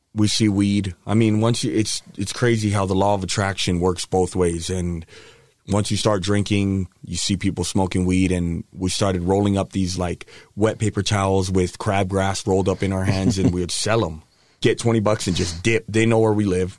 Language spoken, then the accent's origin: English; Hawaii, United States; moved away; I grew up in Hawaii, half in Hawaii, half here. So both are home to me.